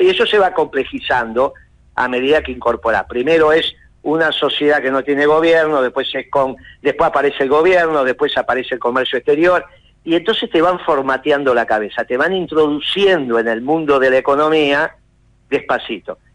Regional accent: Argentina

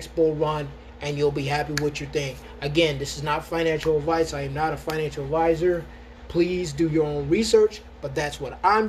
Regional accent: Rochester, United States; moved away; when I lived in Rochester, my hometown

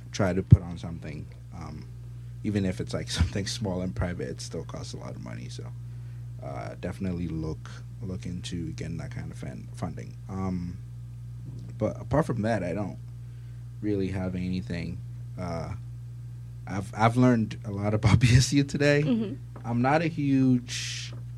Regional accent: Ghana; now in United States; I'm from Ghana

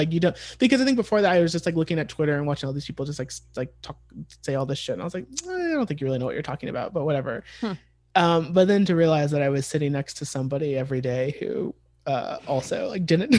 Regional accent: United States; as like an American

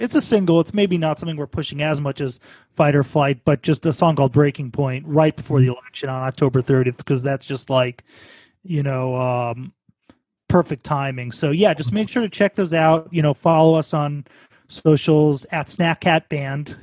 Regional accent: New York City, New York, United States; also born or lived in Baltimore; I'm also originally from New York

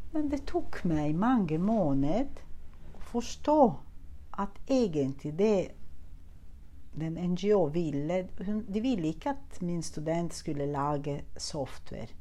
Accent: Italy; Norwegian is a second language; now in Norway; jeg er italiener

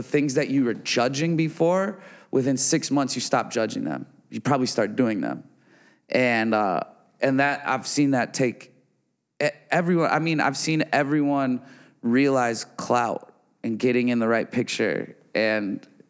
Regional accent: Midwest, United States; We all got the ocean right there. and I'm from the Midwest, and I still don't go to the beach, you know?

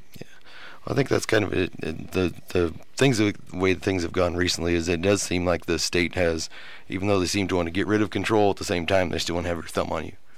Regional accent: Nebraska, United States; moved away as an adult; also born or lived in Iowa; now in Lubbock, United States; I'm from Nebraska originally

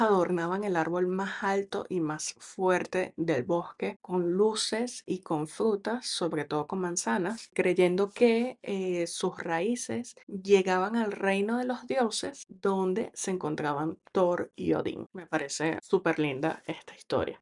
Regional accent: Venezuela; soy venezolana y tenemos mucha cultura navideñas

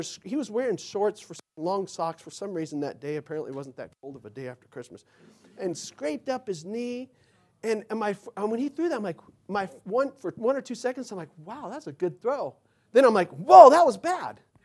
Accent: Mesa, Arizona, United States; my neighborhood growing up in Mesa

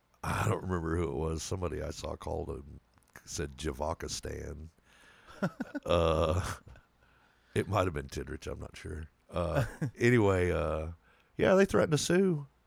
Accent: Texas, United States; moved away; Being a Texan myself by birth, it would mean a lot to me if Texas turned blue.

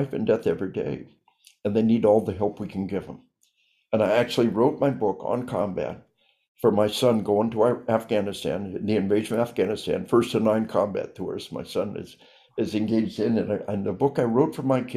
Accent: Arkansas, United States; We are from Arkansas

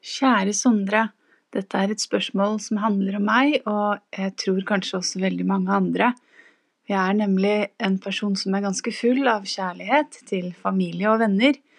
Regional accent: Norway; jeg er norsk

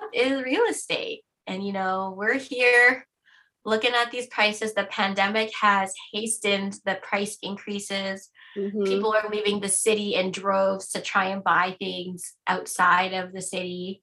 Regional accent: Canada; as a Canadian

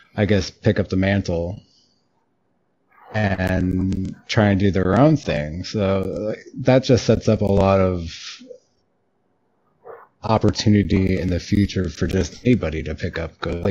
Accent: New York City, New York, United States; moved away; I lived in New York for 14 years. I grew up in New York

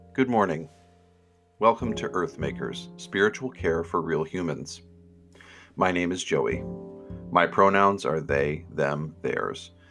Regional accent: Finger Lakes, upstate New York, United States; now in St. Paul, United States; I grew up in New York, um, there were lots of lakes, and lake country in upstate New York

